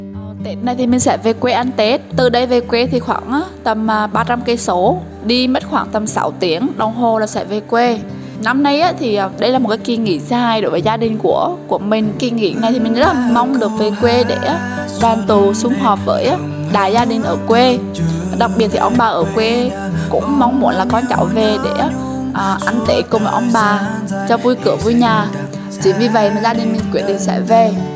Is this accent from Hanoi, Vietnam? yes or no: no; Tiền Giang, Vietnam; now in Ho Chi Minh City, Vietnam; Quê mình ở Tiền Giang